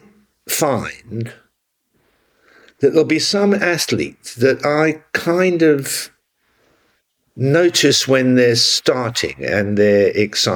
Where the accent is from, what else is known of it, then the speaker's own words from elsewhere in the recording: London, United Kingdom; I'm from North London